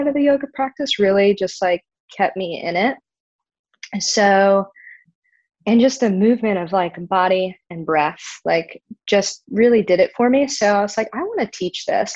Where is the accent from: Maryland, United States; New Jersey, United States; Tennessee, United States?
Maryland, United States; moved away; I'm originally from Maryland